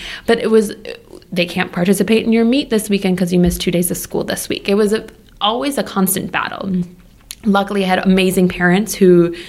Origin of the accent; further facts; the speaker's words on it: Appleton, Wisconsin, United States; moved away as an adult; also born or lived in Minneapolis; now in Boston, United States; But the Jewish community I grew up in Wisconsin, it was a small town. Small town meaning like Appleton is 80,000 people.